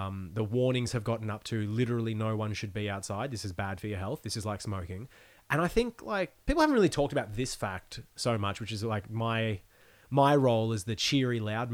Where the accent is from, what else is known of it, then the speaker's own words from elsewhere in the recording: Australia; I grew up in Australia where religion is an afterthought for most people